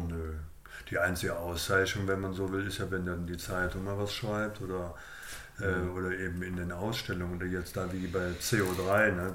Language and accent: German; Cologne, North Rhine-Westphalia, Germany; ich bin in Beintal aufgewachsen